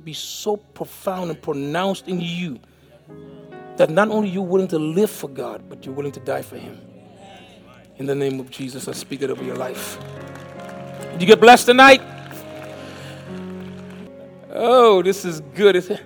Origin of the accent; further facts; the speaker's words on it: U.S. Virgin Islands; moved away as an adult; also born or lived in St. Kitts / Miami, Florida; now in Alabama, United States; I was born in St. Kitts, West Indies. I was raised in St. Thomas, Virgin Islands. I moved to Miami, Florida in 1979